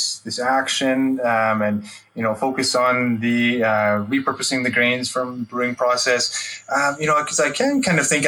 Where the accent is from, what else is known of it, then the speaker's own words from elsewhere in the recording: Alberta, Canada; having been born and raised in Alberta